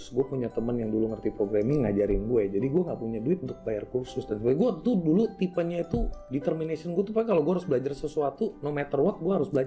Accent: Madiun, East Java, Indonesia; born there; gue lahir di Jawa Timur kota kecil namanya Madiun

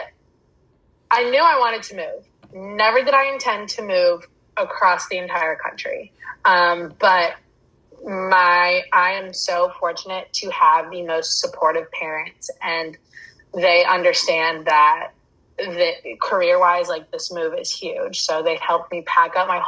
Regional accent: 45 minutes outside of Charlotte, North Carolina, United States; moved away as an adult; now in Los Angeles, United States; I grew up 45 minutes outside of Charlotte, and I went to school in Charlotte

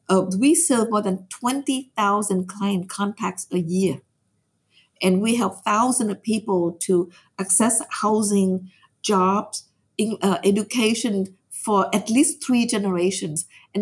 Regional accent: Vietnam; now in United States; I said, yes, I'm from Vietnam.

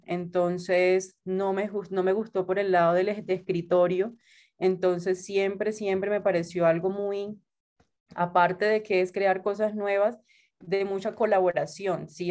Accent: Santa Marta, Magdalena, Colombia; moved away as an adult; now in Bogotá, Colombia; yo soy de Santa Marta, de la costa de Colombia

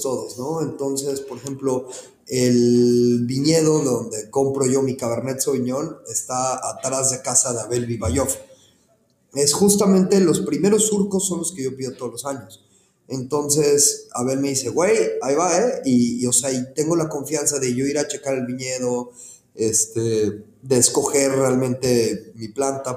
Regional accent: Mexico City, Mexico; moved away as an adult; also born or lived in Cancún, Quintana Roo; now in Ensenada, Mexico; soy originario de la Ciudad de México

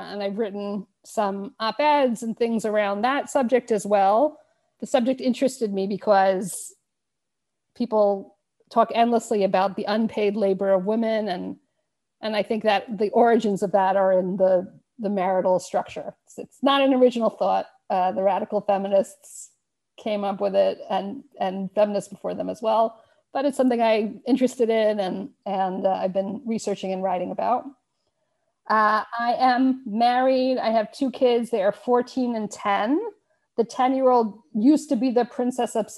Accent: Long Island, New York, United States; moved away as an adult; also born or lived in Israel; now in Luxembourg; I grew up on Long Island. I have not lived in New York or in the United States since I was 21. I lived in Israel for many years. Now we're in Luxembourg

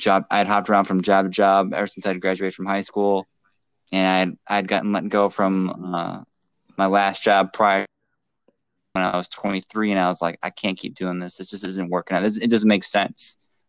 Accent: Minnesota, United States; moved away as an adult; also born or lived in Ohio / California; now in Anaheim, United States; I am a veteran of the Marine Corps. I was born in Ohio, grew up in Minnesota, came out to California when I enlisted in the Marine Corps.

